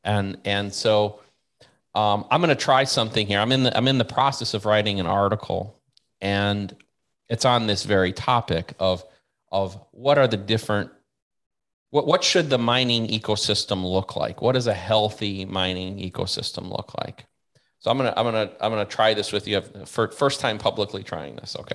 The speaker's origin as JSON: {"language": "English", "country": "United States", "said": "I'm American"}